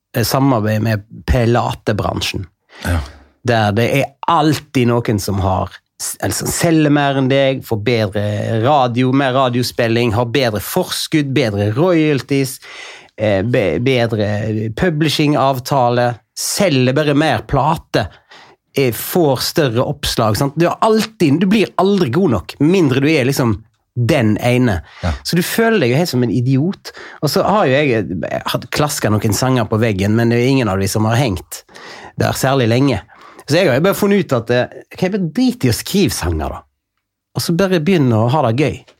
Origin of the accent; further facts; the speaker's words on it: Bømlo, Vestland, Norway; accent: Bømlo dialect; now in Oslo, Norway; jeg baserer jo mye av min eh, identitet på å være bømling